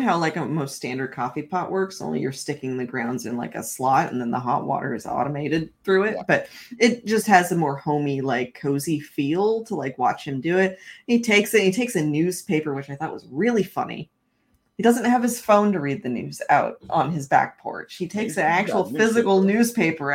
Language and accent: English; Washington, United States; I'm from Washington State.